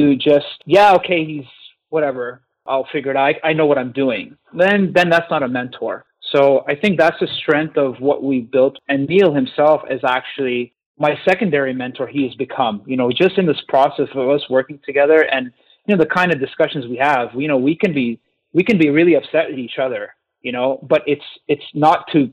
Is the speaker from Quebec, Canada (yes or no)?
yes; Montreal, Quebec, Canada; I was from Montreal